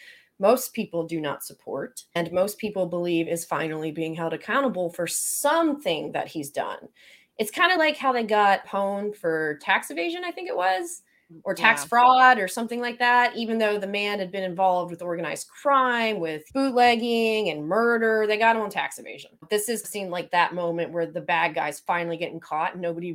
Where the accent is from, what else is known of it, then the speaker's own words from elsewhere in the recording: the South, United States; accent: Southern; If you're noticing today that my Southern accent is a little more thick than usual, it's because I'm tired.